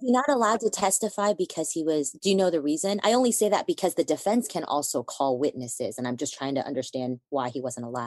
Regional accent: United States; I was born in the United States

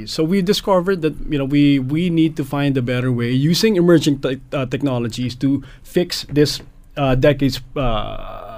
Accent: Philippines; moved away as an adult; now in Canada; I came from the Philippines.

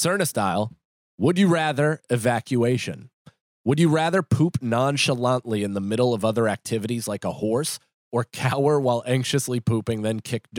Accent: Northern Ireland, United Kingdom; But no, usually they I'm from Northern Ireland.

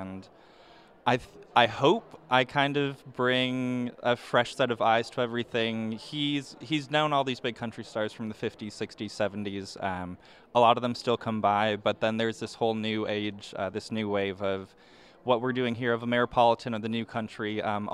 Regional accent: Minnesota, United States; moved away as an adult; now in Nashville, United States; I grew up in Minnesota my whole life

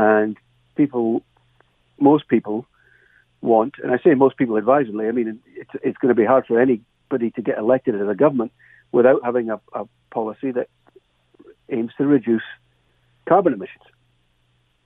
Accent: Dumfries, Scotland, United Kingdom; now in Canada; my hometown in Dumfries in Scotland

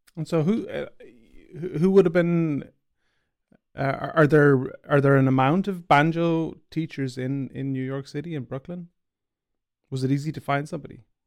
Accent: Ireland; I'm an Irish banjo player

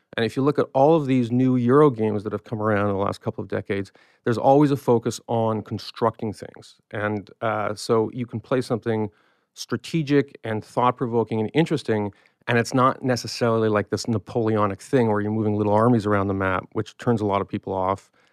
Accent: Canada; I'm a Canadian

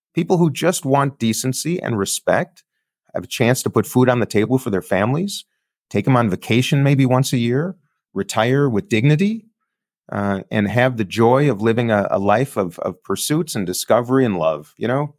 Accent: Minneapolis, Minnesota, United States; I'm coming from Minneapolis, where George Floyd was murdered

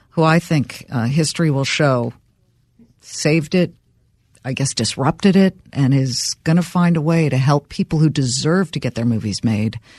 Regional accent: Los Angeles, California, United States; I grew up in Los Angeles, Beverly Hills. Everybody's dad was a studio chief except mine.

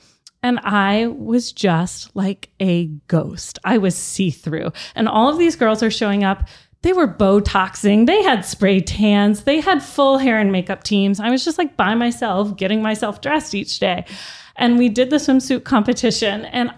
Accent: Vermont, United States; I'm Miss Vermont. I'm coming from the Vermont winter.

